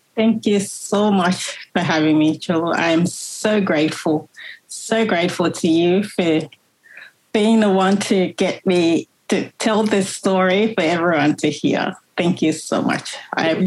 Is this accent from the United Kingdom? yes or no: no; Monrovia, Liberia; now in Melbourne, Australia; I was born in Monrovia, the capital